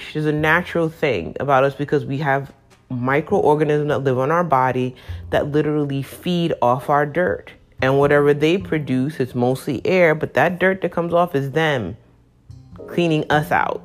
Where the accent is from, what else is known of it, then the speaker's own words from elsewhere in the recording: New York City, New York, United States; growing up in New York City